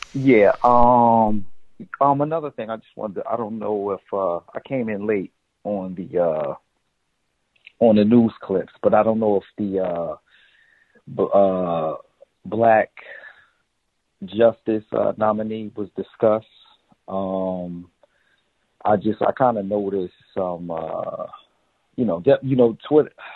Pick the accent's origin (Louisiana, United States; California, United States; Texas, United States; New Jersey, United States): New Jersey, United States; Newark; I grew up in Newark, New Jersey